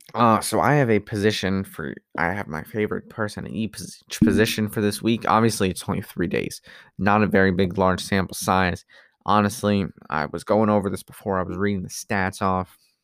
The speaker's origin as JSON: {"language": "English", "region": "New Jersey", "country": "United States", "said": "I come from the East Coast in Jersey."}